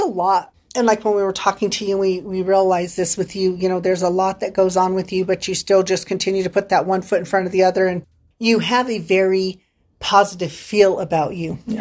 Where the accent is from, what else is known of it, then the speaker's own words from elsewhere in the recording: San Luis Valley, Colorado, United States; accent: Valley; moved away; I born and raised in the San Luis Valley. I will probably always be a Valley girl.